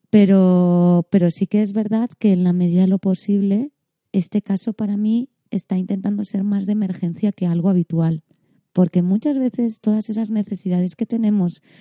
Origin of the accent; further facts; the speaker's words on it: Catalonia, Spain; Eh, yo, como soy muy catalana yo.